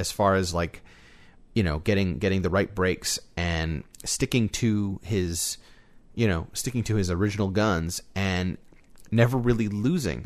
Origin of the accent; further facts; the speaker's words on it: United States; as an American